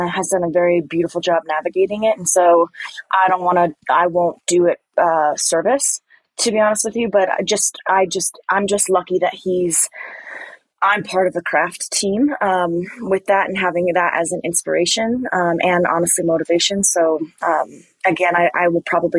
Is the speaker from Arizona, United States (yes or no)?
yes; Phoenix, Arizona, United States; moved away; also born or lived in California / Flagstaff; I'm from Phoenix originally